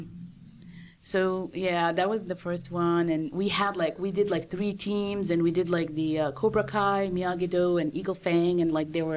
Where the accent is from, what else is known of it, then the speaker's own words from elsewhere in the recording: Saudi Arabia; now in United States; I'm originally from Saudi Arabia, and I moved to the States back in 98